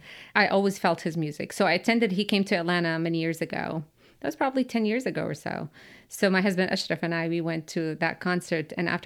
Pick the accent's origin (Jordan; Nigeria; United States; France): Jordan; Amman, Amman Governorate; English is a second language; I grew up in Jordan